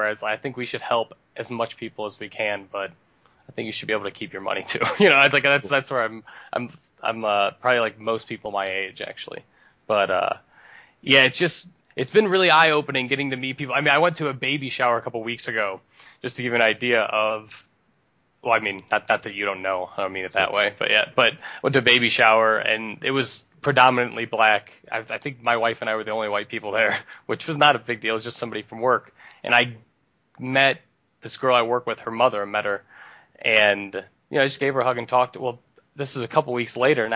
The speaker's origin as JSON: {"language": "English", "area": "north of Akron", "region": "Ohio", "country": "United States", "tie": "born or raised there", "also_born_or_lived": "Cleveland", "moved": "yes", "lives_now": "Detroit area, United States", "said": "I grew up in Ohio, just north of Akron, just about 10 minutes north of Akron"}